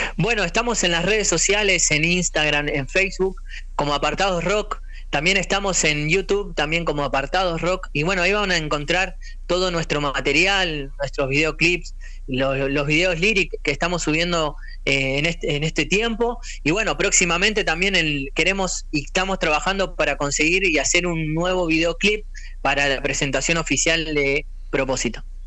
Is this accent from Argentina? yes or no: yes; Argentina; Yo me crié acá en, Argentina